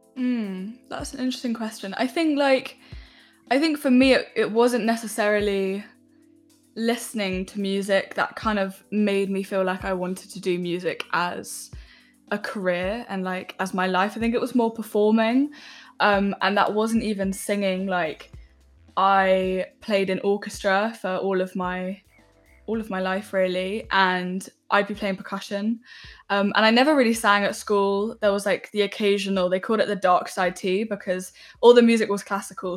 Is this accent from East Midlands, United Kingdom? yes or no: no; London, United Kingdom; I grew up in West London